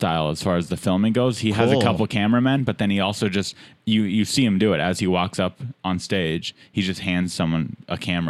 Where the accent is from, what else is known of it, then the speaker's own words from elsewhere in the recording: San Diego, California, United States; moved away; also born or lived in Los Angeles; I'm from San Diego, but I didn't do comedy there.